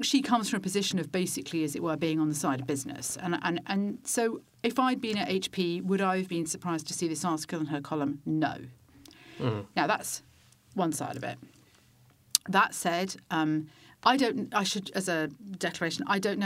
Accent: United Kingdom; as a Brit

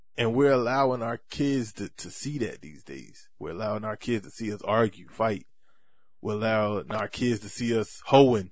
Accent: Bridgeton, New Jersey, United States; right here in my hometown, Brixton, New Jersey

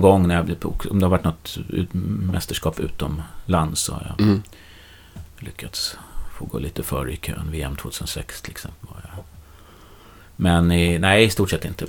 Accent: Nyköping, Södermanland, Sweden; now in Stockholm, Sweden; är uppväxt i Nyköping

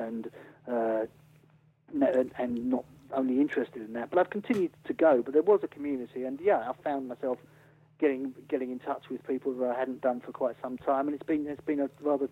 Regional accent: Wimbledon, London, United Kingdom; moved away; also born or lived in Sussex; I'm from Wimbledon

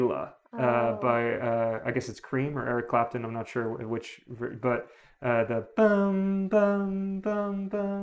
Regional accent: Long Island, New York, United States; I grew up on Long Island

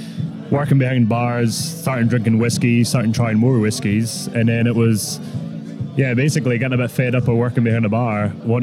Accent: Scotland, United Kingdom; Yeah, just outside Edinburgh, actually.

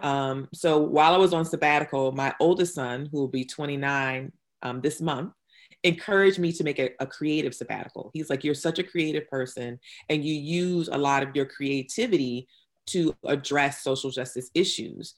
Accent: New Bern, North Carolina, United States; also born or lived in Durham, North Carolina; I'm originally from New Bern, North Carolina. I'm, I am a multiple generation North Carolinian

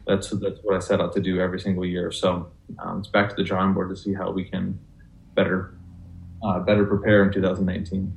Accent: west side of Washington, United States; now in Spokane, United States; I was born and raised on the west side of Washington

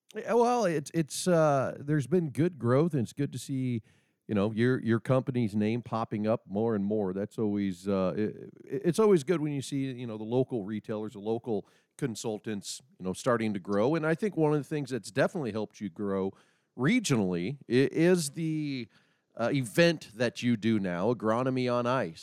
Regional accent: Nebraska, United States; now in North Dakota, United States; I'm obviously located in North Dakota as as our listeners and some people probably know, but I'm not originally from North Dakota. Originally being from Nebraska

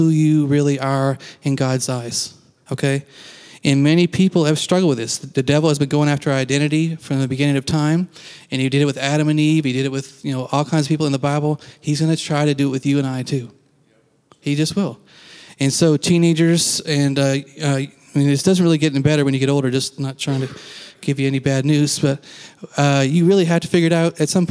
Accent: Canada; now in United States; I am Canadian

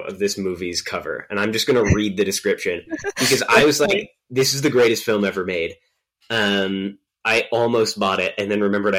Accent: Virginia, United States; people I grew up with in Virginia

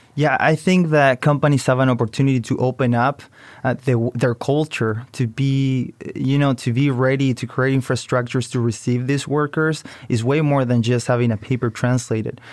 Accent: Chile; moved away as an adult; now in United States; I come from Chile, so I came to study business to the U S.

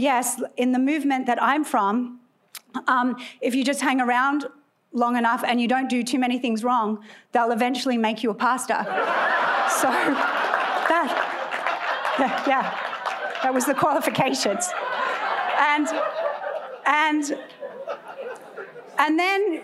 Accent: Australia; moved away as an adult; also born or lived in California; now in United States; clearly I am Australian, although I've been naturalized, so I'm one of you now

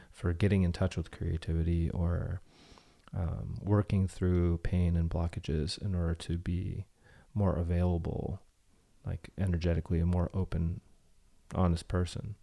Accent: Bay Area, Silicon Valley, California, United States; moved away; I grew up in the Bay Area and Silicon Valley

